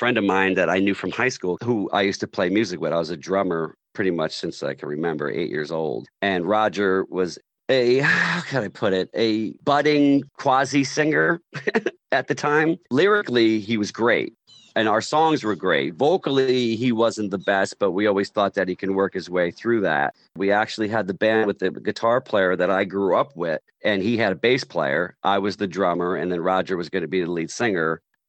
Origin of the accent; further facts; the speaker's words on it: New Jersey, United States; moved away; because I'm from New Jersey, and we moved back to New Jersey to try to forge a rock and roll band in 1990.